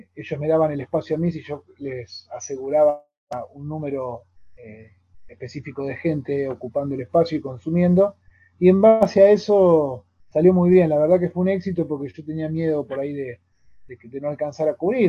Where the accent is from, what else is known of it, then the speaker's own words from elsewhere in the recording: Tandil, Buenos Aires Province, Argentina; now in Córdoba Province, Argentina; yo me crié en Tandil, soy nacido y criado en Tandil